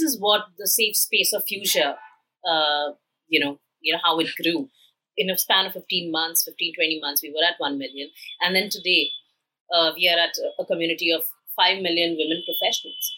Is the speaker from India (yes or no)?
yes; India; had grown in a typical middle class Indian family